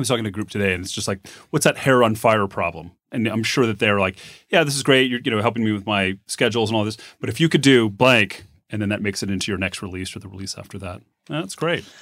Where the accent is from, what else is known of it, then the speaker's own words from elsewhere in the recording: Phoenix, Arizona, United States; also born or lived in Bay Area; now in Reno, United States; I grew up in Phoenix